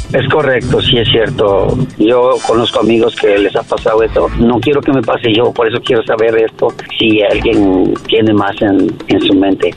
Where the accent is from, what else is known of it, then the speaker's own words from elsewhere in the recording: Mexico; soy de México